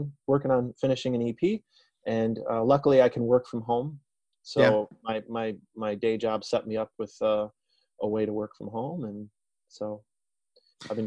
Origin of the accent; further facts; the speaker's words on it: Detroit, Michigan, United States; I'm from Detroit